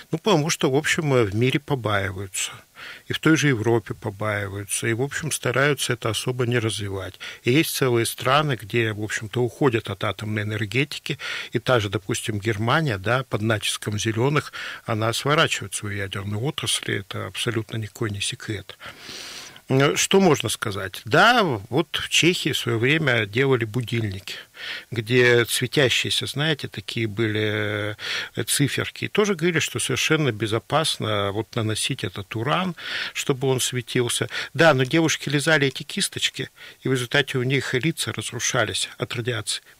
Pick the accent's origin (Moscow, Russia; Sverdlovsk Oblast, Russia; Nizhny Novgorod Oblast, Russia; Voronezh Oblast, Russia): Sverdlovsk Oblast, Russia; Yekaterinburg; совсем обычный екатеринбуржец